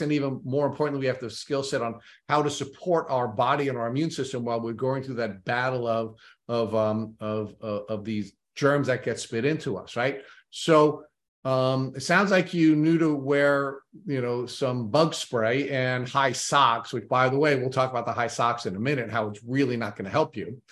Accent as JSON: {"language": "English", "area": "Long Island", "region": "New York", "country": "United States", "tie": "born or raised there", "accent": "thick Long Island", "said": "grew up on Long Island"}